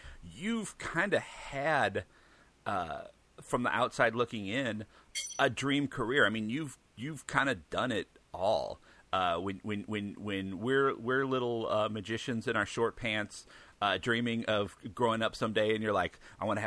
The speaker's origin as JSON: {"language": "English", "town": "St. Louis", "region": "Missouri", "country": "United States", "tie": "born or raised there", "said": "I grew up here in St. Louis"}